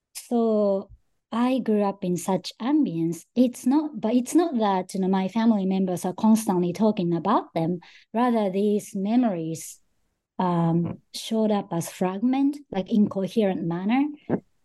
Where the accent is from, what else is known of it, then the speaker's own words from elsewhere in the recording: Japan; I was born in Japan and grew up in Japan most of my life